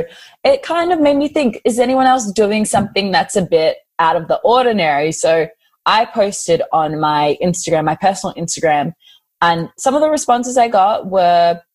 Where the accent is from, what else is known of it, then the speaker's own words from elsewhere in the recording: Australia; I am fluent in Russian because my family is Russian. I'm first generation Australian